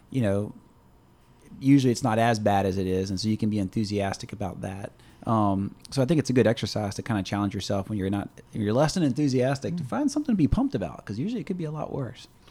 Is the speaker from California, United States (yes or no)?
no; Louisiana, United States; we're from Louisiana